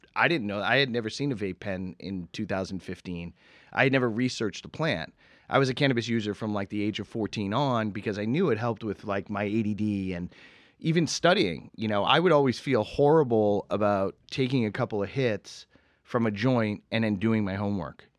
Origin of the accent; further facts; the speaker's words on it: Boston, Massachusetts, United States; moved away; growing up in Massachusetts